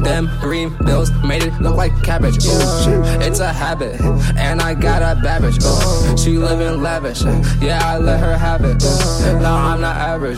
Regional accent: New York City, New York, United States; moved away; I'm from Brooklyn.

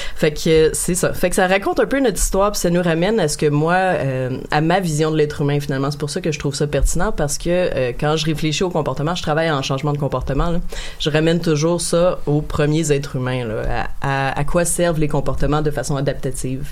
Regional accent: Montreal, Quebec, Canada; je suis née à Montréal

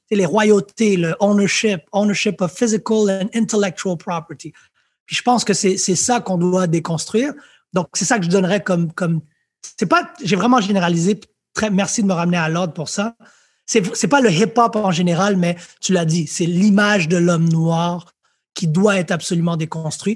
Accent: Montreal, Quebec, Canada; also born or lived in France; j'ai grandi à Lucien Pagé

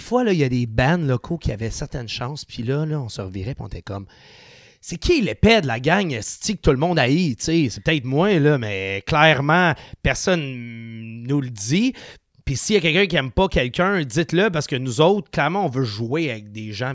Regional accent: Sainte-Julie, Quebec, Canada; on a grandi ensemble à Saint julie

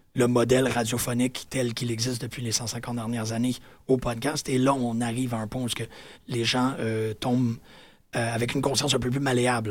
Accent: Quebec, Canada

